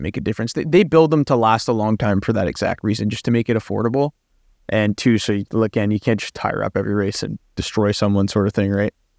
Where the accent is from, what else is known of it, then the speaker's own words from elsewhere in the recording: Canada; I'm Canadian. I don't, I don't, I'm not French